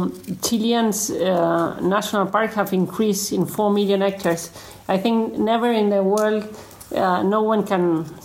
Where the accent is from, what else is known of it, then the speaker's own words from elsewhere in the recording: Argentina; from Argentina.